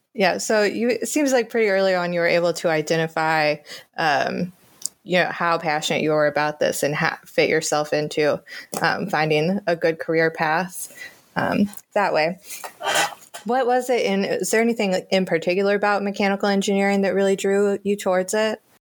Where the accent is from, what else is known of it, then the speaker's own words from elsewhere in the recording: the South, United States; moved away; I grew up in the South